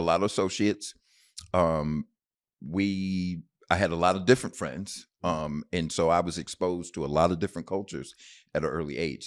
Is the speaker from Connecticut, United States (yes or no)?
yes; Bloomfield, Connecticut, United States; moved away; also born or lived in Knoxville, Tennessee / San Antonio, Texas; I was raised in Bloomfield, Connecticut